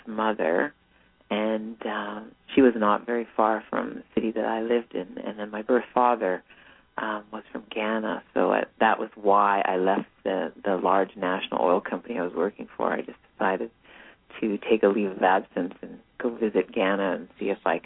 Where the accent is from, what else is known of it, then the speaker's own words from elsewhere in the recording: Calgary, Alberta, Canada; I was born and raised in Calgary, Alberta